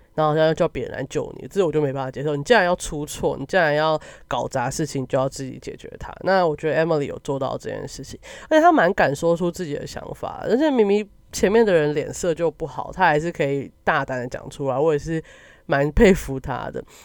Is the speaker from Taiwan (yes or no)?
yes; Taiwan; 但身为一个台湾人，或是身为你处在一个小国家